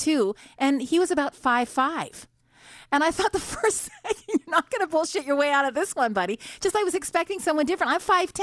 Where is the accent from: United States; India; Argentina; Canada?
Canada; Montreal, Quebec; now in Ottawa, Canada; I'm from Montreal.